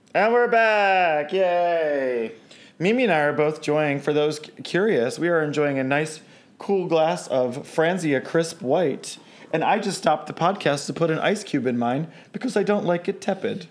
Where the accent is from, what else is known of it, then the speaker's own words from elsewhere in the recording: Baltimore, Maryland, United States; I'm from Baltimore